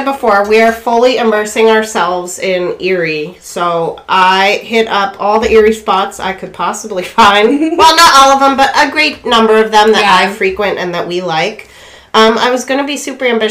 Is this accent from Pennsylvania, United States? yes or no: yes; West County, Erie, Pennsylvania, United States; I'm from the West County, we have cider and crap out there